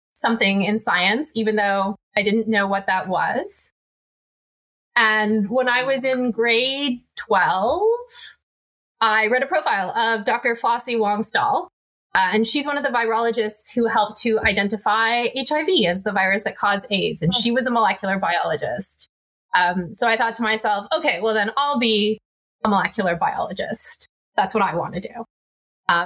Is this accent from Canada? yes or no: yes; Oakville, Ontario, Canada; I grew up in Oakville, Ontario. So you know, one of the suburbs of Toronto